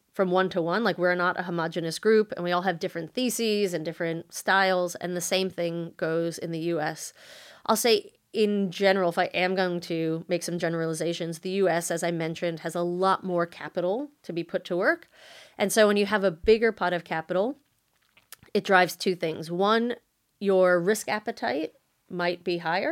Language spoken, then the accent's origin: English; United States; moved away as an adult; now in Australia; I was born and raised in the States